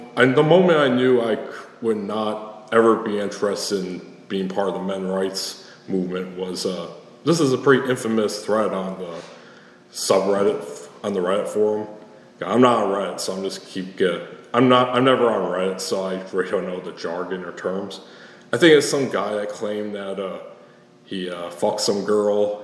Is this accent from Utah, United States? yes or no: no; Alpena, Michigan, United States; moved away as an adult; now in Kalamazoo, United States; I'm back in my hometown of Alpena visiting my folks this weekend